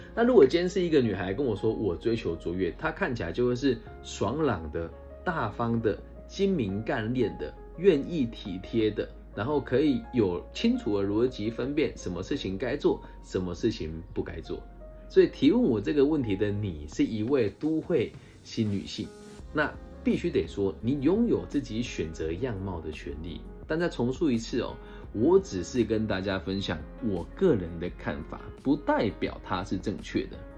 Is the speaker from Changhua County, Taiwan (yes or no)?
yes; Changhua County, Taiwan; moved away as an adult; also born or lived in Taichung; 我小时候是在乡下读书的嘛，西湖高中哦，就彰化一个小小的乡镇